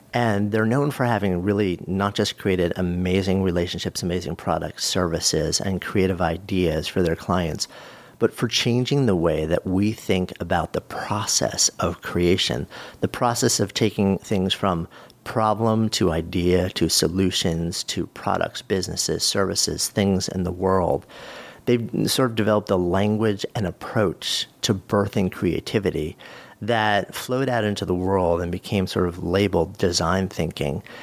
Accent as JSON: {"language": "English", "region": "outside New York City", "country": "United States", "tie": "born or raised there", "said": "I grew up outside of New York City in a small town"}